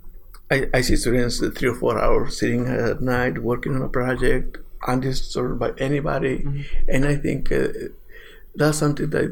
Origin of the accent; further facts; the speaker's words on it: Mexico; moved away; I'm from Mexico